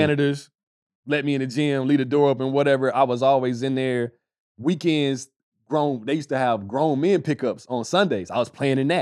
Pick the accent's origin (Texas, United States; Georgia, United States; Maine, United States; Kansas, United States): Texas, United States; Dallas; I'm from Dallas